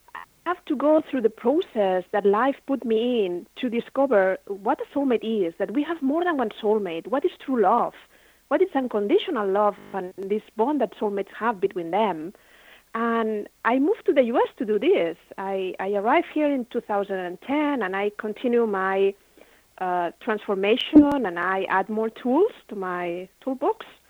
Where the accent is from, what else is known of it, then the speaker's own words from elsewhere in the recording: Barcelona, Catalonia, Spain; moved away; I had my own business in Spain. I'm from Barcelona